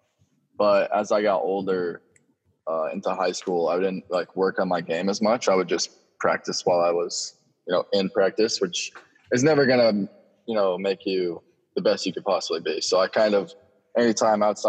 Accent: Florida, United States; growing up in Florida.

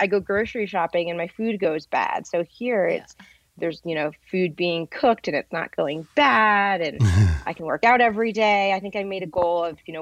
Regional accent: Rhode Island, United States; also born or lived in Vermont / California; now in Las Vegas, United States; I'm actually from New England. I'm from Rhode Island and grew up skiing in Vermont.

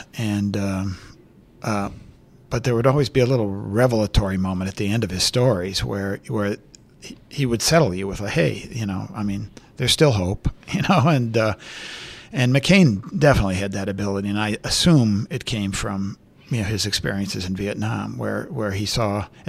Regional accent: Iowa, United States; when I tell people I'm from Iowa, I'm from the Iowa side of the Quad Cities, you know, the west side of the Mississippi. People think, you know, I grew up on a farm or in a small town or something, but it was a manufacturing town.

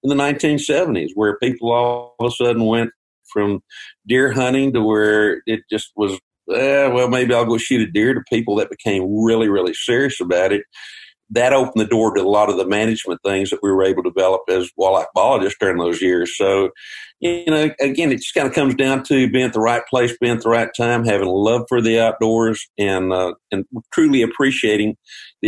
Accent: Texas, United States; I grew up in Texas

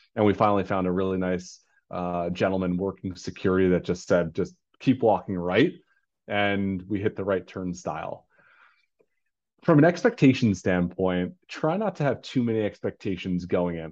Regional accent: New York, United States; native New Yorker

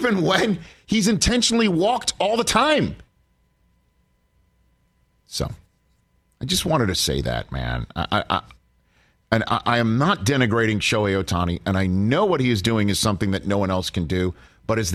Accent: New York City, New York, United States; moved away as an adult; now in Orange County, United States; I'm born and raised in New York City, and I have lived out here for almost 20 years. Down in Orange County

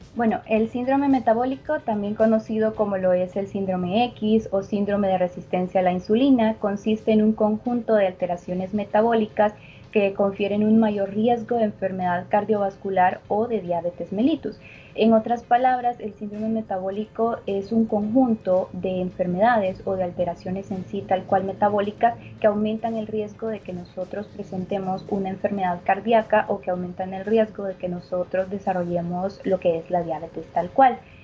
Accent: El Salvador; nosotros como salvadoreños

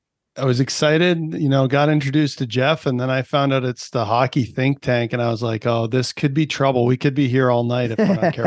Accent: Canada; So I fell in love with it young, as any Canadian kid kind of got into the whole thing, you know, playing on the outdoor rinks and all that.

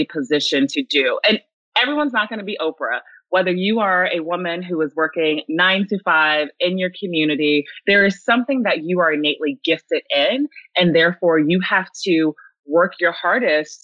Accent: the South, United States; I grew up in the South

